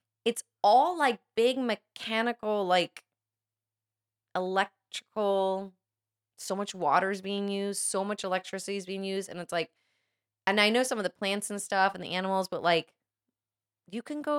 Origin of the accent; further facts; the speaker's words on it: Florida, United States; And maybe I take it for granted because I grew up in Florida.